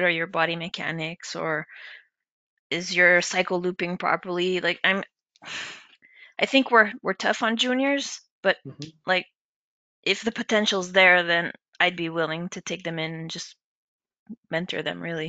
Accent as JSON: {"language": "English", "country": "Canada", "moved": "as an adult", "lives_now": "United Kingdom", "said": "I work in the UK, but I'm a Canadian"}